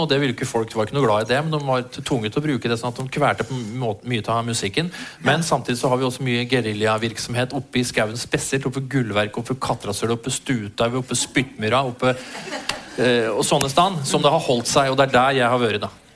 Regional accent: Eidsvoll, Akershus, Norway; jeg vokste opp på Eidsvoll

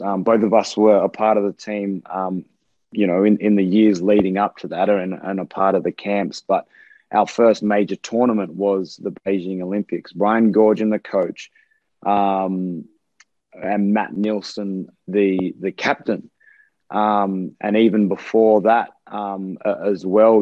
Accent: Australia; moved away; being away from Australia and being on the other side of the world

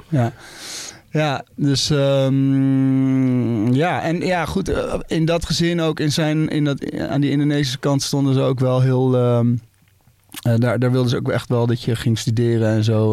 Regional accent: Baarn, Utrecht, Netherlands; ik ben in Baarn geboren.

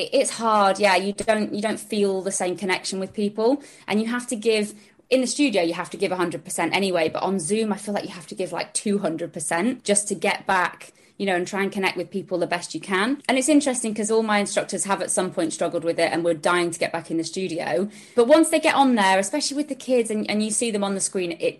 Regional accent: Sheffield, Yorkshire and the Humber, United Kingdom; moved away as an adult; also born or lived in London; now in Richmond, United Kingdom; I'm from up north, I'm from Sheffield. So I moved down to London at 18

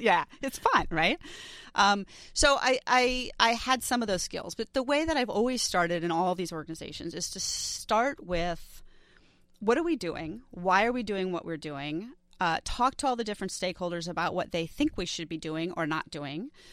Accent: New York City, New York, United States; I grew up in New York City

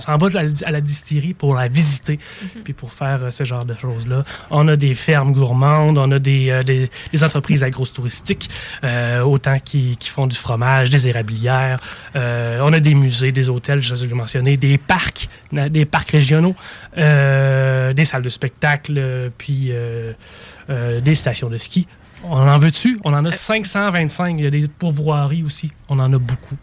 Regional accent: Trois-Rivières, Quebec, Canada; now in Montmagny, Canada; je viens pas de là, je viens de Trois-Rivières, je vous dis tout de suite. Je suis de la Mauricie.

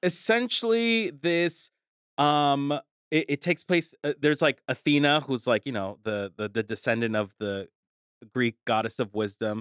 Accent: Colombia; moved away; I'm from Colombia

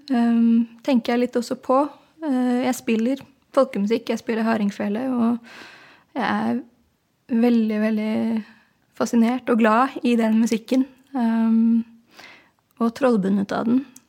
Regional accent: Oslo, Norway; kommer jeg fra Oslo og spiller hardingfele

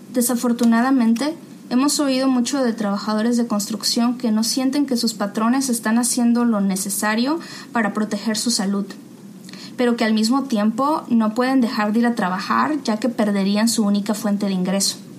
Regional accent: Mexico; moved away as an adult; also born or lived in Massachusetts, United States; now in United States; yo soy de México, fui criada en una familia de clase trabajadora

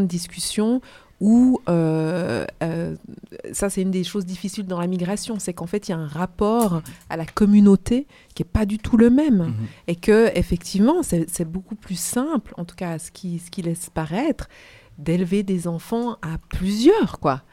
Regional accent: Kinshasa, DR Congo; moved away; je suis née à Kinshasa, en République démocratique du Congo.

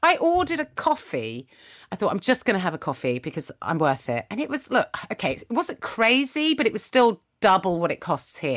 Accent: United Kingdom; I'm so British

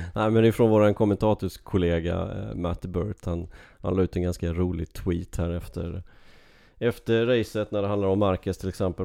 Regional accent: Sweden; moved away; hemma i Sverige

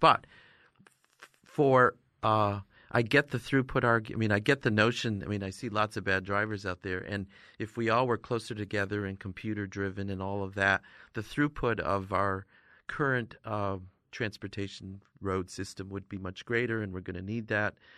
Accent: Northern New York, United States; I grew up in Northern New York, actually, there's lots of Amish

